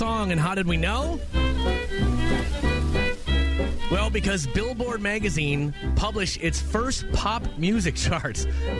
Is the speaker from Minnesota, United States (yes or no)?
yes; Minneapolis, Minnesota, United States; we were growing up in Minneapolis